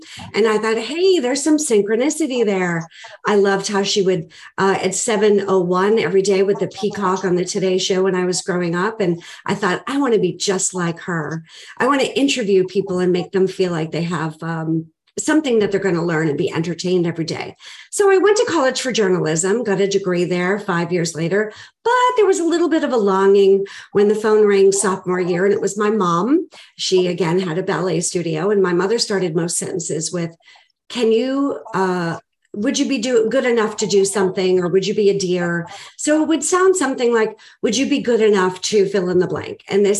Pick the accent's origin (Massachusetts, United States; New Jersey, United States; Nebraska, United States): Massachusetts, United States; Boston; I am originally from Boston. I was born and raised there, and I know I don't sound like it.